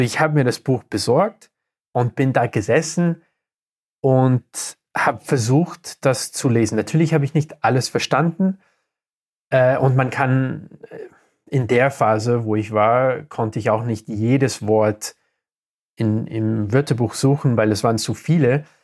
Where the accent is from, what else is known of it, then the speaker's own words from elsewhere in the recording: Canada; first language English; German is a second language; moved away as an adult; also born or lived in Berlin, Germany / Austria; now in Vienna, Austria; ich bin zweisprachig aufgewachsen in Kanada mit Französisch und Englisch, obwohl Englisch meine Muttersprache ist.